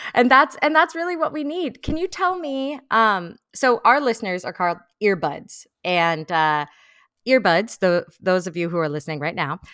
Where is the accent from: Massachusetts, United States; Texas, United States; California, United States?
California, United States; Bay Area; now in Los Angeles, United States; I'm from the Bay Area